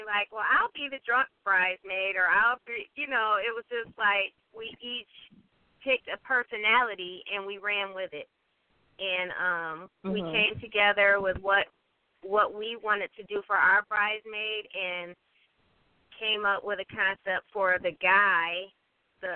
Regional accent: Detroit, Michigan, United States; I am from the Detroit, Southwest Detroit area.

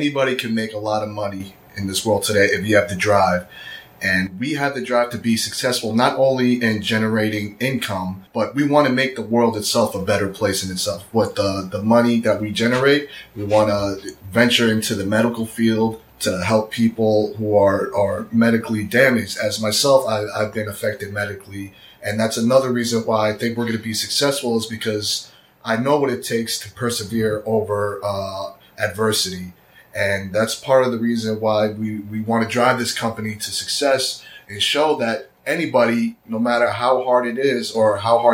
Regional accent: New York, United States; American, born in New York.

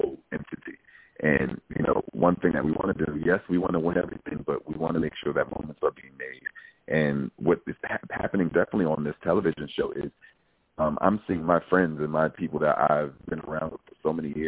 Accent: New York City, New York, United States; I come from Brooklyn, New York

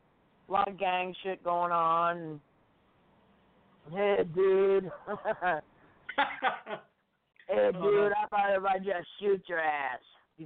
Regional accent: Hollywood, Florida, United States; also born or lived in Miami, Florida / Davie, Florida; I was born in Miami and raised in Hollywood and Davie, which is like outskirts of Fort Lauderdale. And we're probably 30 miles away from Miami.

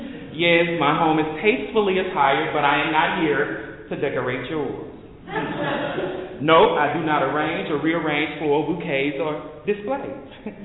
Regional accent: Dallas, Texas, United States; I am from Oak Cliff, too.

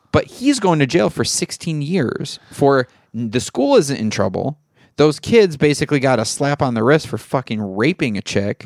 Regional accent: Michigan, United States; moved away; I grew up in Michigan.

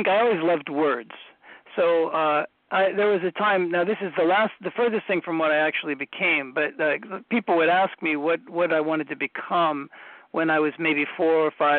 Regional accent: Columbus, Ohio, United States; moved away as an adult; now in Tokyo, Japan; I grew up in Columbus, Ohio

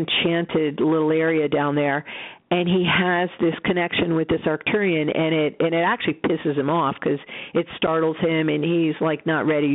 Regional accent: Roswell, New Mexico, United States; I was born in Roswell

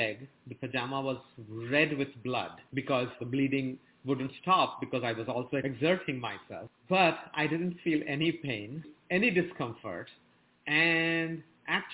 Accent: India; moved away as an adult; now in United States; I was born and raised in India

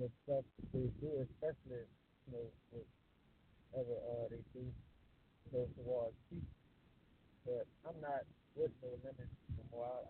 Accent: New Orleans, Louisiana, United States; I'm calling from New Orleans, Louisiana, my hometown

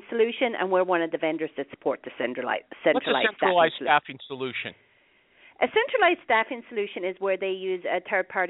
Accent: Ireland; moved away; I'm originally from Ireland.

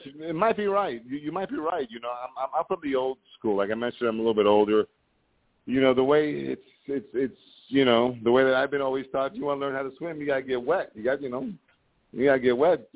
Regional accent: Miami, Florida, United States; moved away; I'm from Miami, but I'm not living in the Miami area

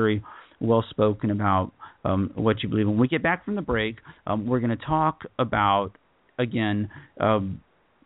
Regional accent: United States; As an American or as a Westerner

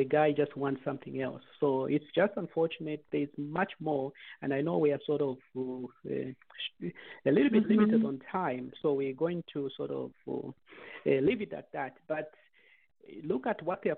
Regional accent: Zambia; now in United States; we come from Zambia, and we grow up in a culture and an environment

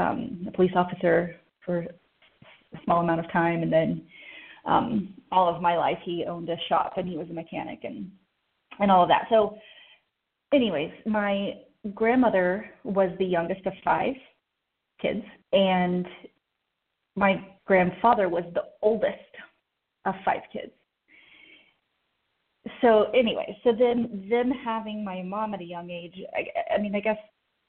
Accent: Oklahoma City, Oklahoma, United States; I was born in Oklahoma City, actually, at St. Anthony Hospital

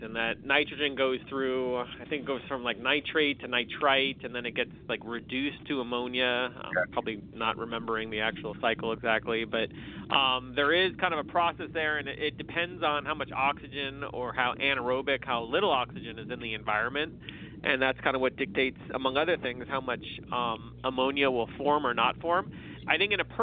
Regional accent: California, United States; I'm from California, so when we live in we're in Davis

